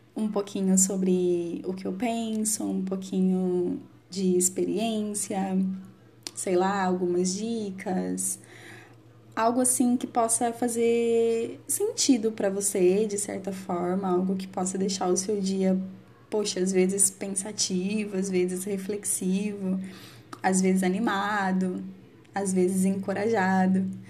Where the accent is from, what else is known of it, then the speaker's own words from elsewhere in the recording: Campinas, São Paulo, Brazil; eu sou de Campinas, São Paulo.